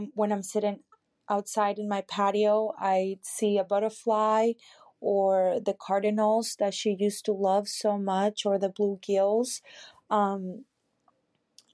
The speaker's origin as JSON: {"language": "English", "region": "Florida", "country": "United States", "said": "I am from Florida."}